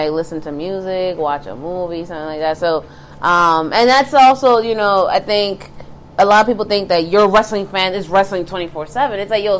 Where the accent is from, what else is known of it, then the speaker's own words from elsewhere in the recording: Bronx, New York, United States; So I grew up in the Bronx, and we had one TV.